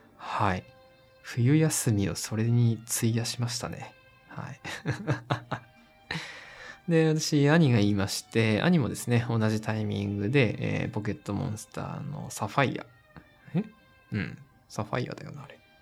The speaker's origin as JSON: {"language": "Japanese", "town": "Koriyama", "region": "Fukushima", "country": "Japan", "tie": "born or raised there", "said": "私が住んでた福島の、あの、郡山というところで"}